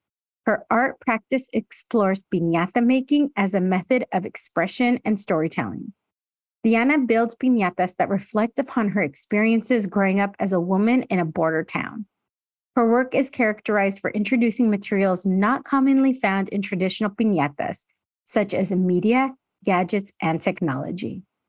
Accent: Escondido, California, United States; But I mean, I grew up in Escondido. So I am like, you know, very binational kid growing up and going to Tijuana all the time with my family.

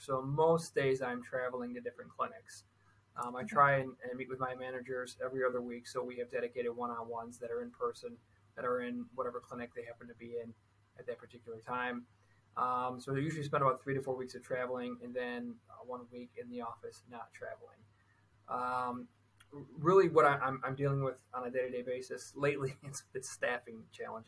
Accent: Michigan, United States; I'm from Michigan

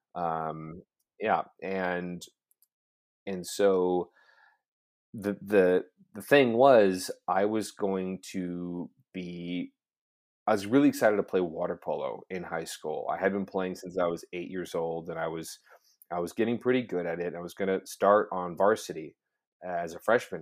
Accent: Orange County, California, United States; I grew up in Orange County, California

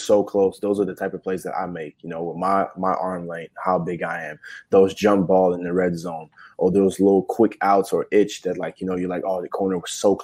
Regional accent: Quebec, Canada; moved away; we're from Quebec, we're from Canada.

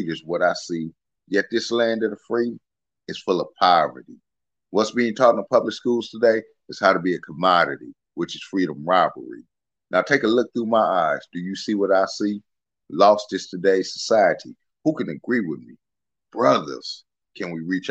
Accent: Los Angeles, California, United States; moved away as an adult; now in Port Arthur, United States; I'm from Los Angeles, California

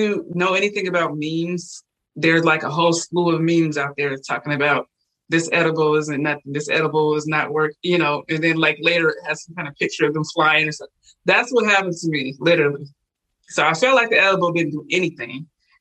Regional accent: Washington, United States; moved away as an adult; also born or lived in Puerto Rico; I'm originally from Washington State

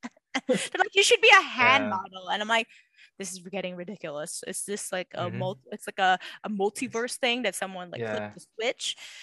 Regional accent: Macau; born or raised there

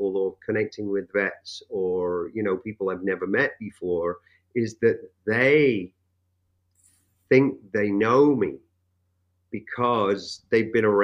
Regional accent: England, United Kingdom; now in United States; coming from a place like England. For one, I was exposed to many different cultures. I grew up around Jamaicans, Pakistanis, Indians, you name it.

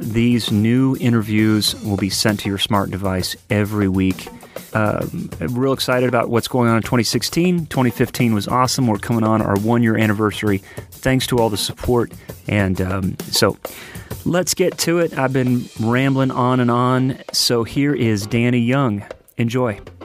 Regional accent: Nashville, Tennessee, United States; my hometown here in Nashville

